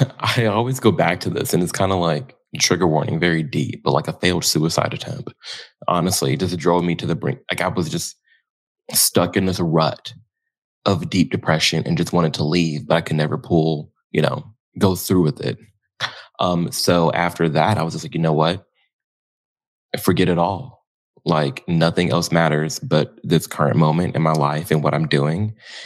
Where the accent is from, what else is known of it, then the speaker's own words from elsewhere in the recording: Illinois, United States; Outside of Chicago, in the suburbs.